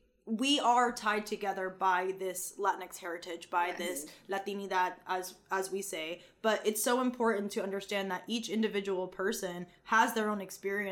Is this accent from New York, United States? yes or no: no; Providence, Rhode Island, United States; I was born in Providence, Rhode Island, Dominican parents, and I'm first gen.